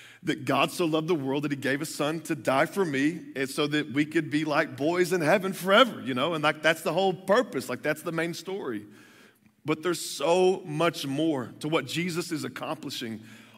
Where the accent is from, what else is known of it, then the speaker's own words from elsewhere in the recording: Texas, United States; moved away; I grew up in the South. In the South, they give you a birth certificate, and they give you a Bible. You know, so I'm from Texas